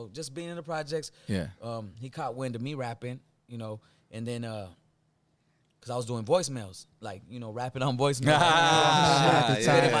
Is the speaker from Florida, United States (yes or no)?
no; San Pedro, California, United States; We got together just growing up in San Pedro, you know, started from the projects, the Rancho San Pedro projects, right there in the port of Los Angeles, you know.